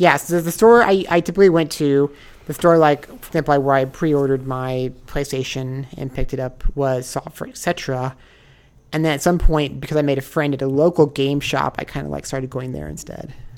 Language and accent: English; Nebraska, United States; moved away as an adult; also born or lived in Osaka, Japan; now in Los Angeles, United States; I'm from Nebraska.